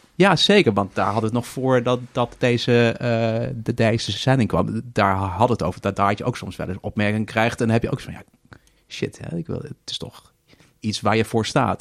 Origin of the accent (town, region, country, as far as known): Netherlands